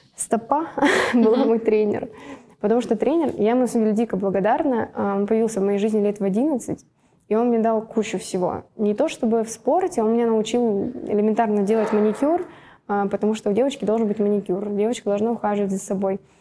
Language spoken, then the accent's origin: Russian; Russia; родилась в России